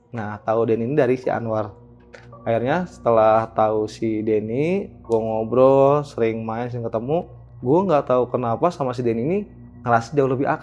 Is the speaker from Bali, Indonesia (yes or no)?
no; Curug, West Java, Indonesia; kampung halaman gue itu di daerah Curug Bang